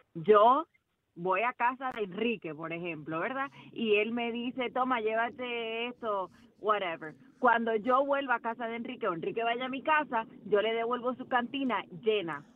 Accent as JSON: {"language": "Spanish", "country": "Dominican Republic", "moved": "yes", "lives_now": "Pembroke Pines, United States", "said": "Yo soy dominicana"}